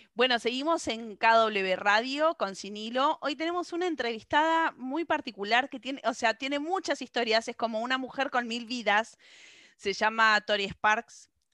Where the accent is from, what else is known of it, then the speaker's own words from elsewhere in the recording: Argentina; como decimos los argentinos